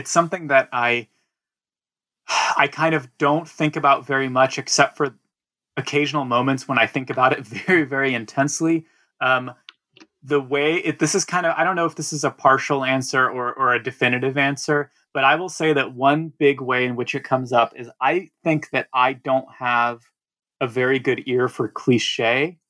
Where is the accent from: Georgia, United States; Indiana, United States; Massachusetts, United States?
Georgia, United States; Atlanta; moved away as an adult; now in New York, United States; And so I grew up in Atlanta, and then basically, you know, came to New York for college, and pretty much out of college, started working in book publishing.